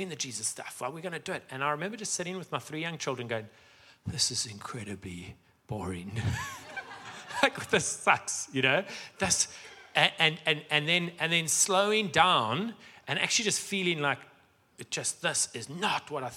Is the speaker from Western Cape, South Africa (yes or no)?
no; Johannesburg, Gauteng, South Africa; moved away; I was born in Sandton